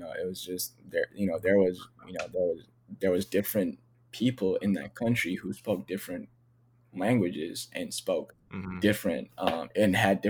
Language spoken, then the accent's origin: English; Ethiopia; now in United States; people saw me and they didn't see that I was from Ethiopia. They didn't see that I, you know, that I'm not from here.